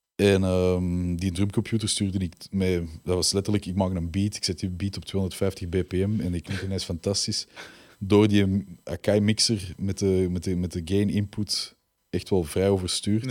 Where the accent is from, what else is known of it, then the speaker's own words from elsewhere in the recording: Belgium; We zijn echt wel Belgen met roots